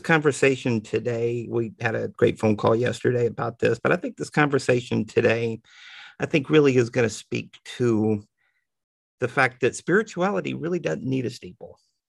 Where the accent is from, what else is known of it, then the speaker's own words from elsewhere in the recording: the buckle of the Bible Belt, United States; most of us who grew up in, as I like to say, the buckle of the Bible Belt.